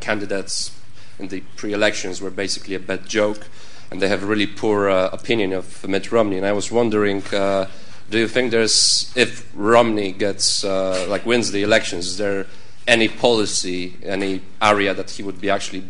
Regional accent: Poland; moved away as an adult; now in Lancaster, United Kingdom; I'm from Poland. And I have a question because I study in Lancaster in England

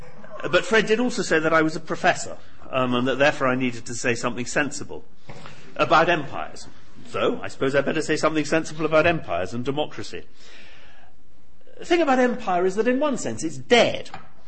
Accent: Singapore; born there; I was born in Singapore. My father was born in Germany. My mother's Irish and French.

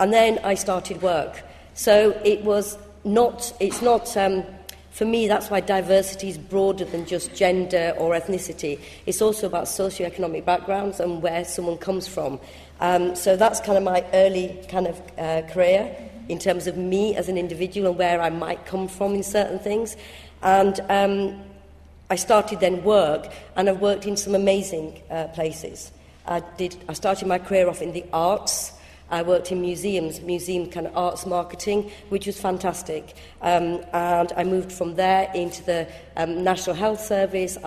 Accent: Bradford, Yorkshire and the Humber, United Kingdom; accent: northern; English is a second language; I'm from Bradford, as you can probably tell by my quite strong northern accent

